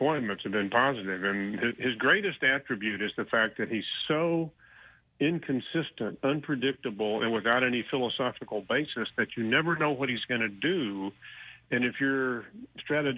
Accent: Houston, Texas, United States; now in Austin, United States; I'm born and raised in Houston. I've lived up here in Austin for about 20 years

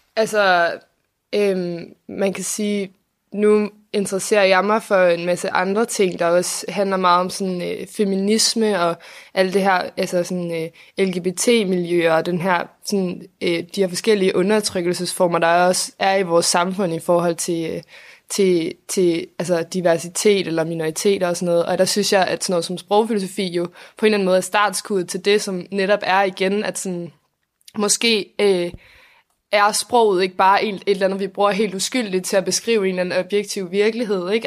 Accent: Copenhagen, Capital Region of Denmark, Denmark; jeg er 20 år, og jeg kommer fra København

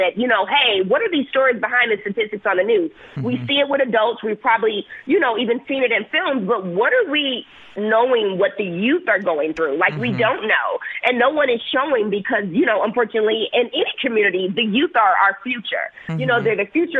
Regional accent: Milwaukee, Wisconsin, United States; moved away as an adult; also born or lived in Bay Area, California / Chicago; I was born and raised in Milwaukee

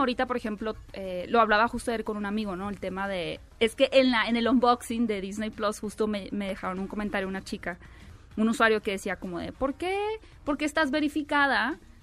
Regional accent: northern Mexico, Mexico; accent: norteña; soy como norteña, así salvaje

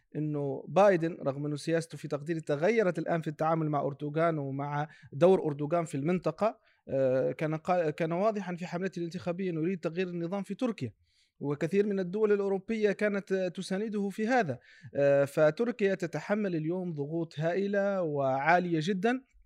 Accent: Tunisia; نحن كتونسيين

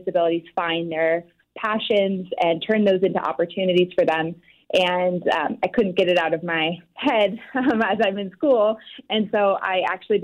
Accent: Louisville, Colorado, United States; also born or lived in Denver, Colorado; I grew up in a small town outside of Boulder, Colorado called Louisville, and went to high school in Denver, Colorado.

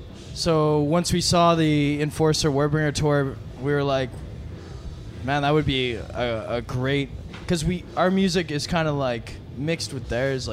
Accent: Calgary, Alberta, Canada; So we're from Calgary, Alberta

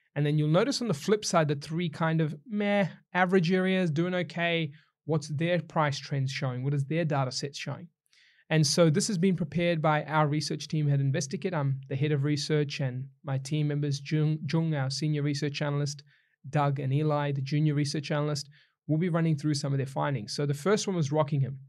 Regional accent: New Zealand; now in Australia; I'm a Kiwi, not an Aussie

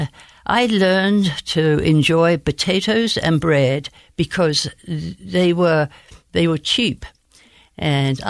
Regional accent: Bromley, London, United Kingdom; accent: Queen's English; now in United States; I was born in Bromley in the county of Kent

